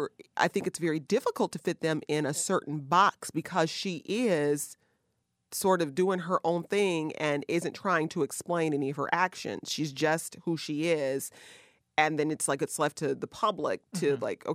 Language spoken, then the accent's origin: English; Detroit, Michigan, United States; Detroit, Michigan, my hometown